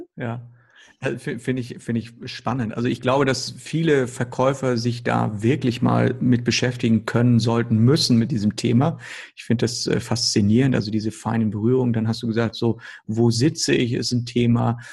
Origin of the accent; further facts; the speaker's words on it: Northern Germany, Germany; now in Hamburg, Germany; bei uns im Norden, besonders hier in Hamburg